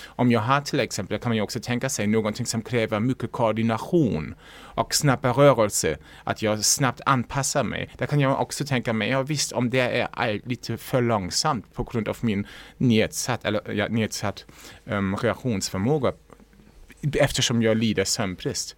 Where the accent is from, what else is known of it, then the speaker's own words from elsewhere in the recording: Lübeck, Schleswig-Holstein, Germany; Swedish is a second language; moved away as an adult; now in Sweden; Som man kanske också hör, jag kommer inte från Sverige. Jag mm. kommer från norra Tyskland, Lübeck